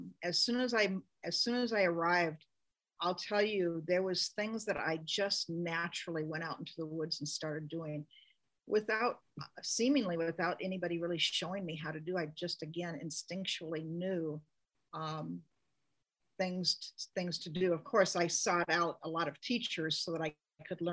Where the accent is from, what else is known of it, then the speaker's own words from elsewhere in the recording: Seattle, Washington, United States; moved away as an adult; also born or lived in Juneau, Alaska; now in Petersburg, United States; I grew up in North Seattle